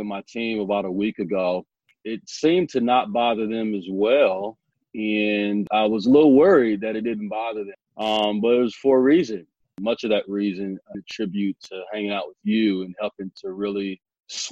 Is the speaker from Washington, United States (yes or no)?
no; Omaha, Nebraska, United States; I'm from Omaha, Nebraska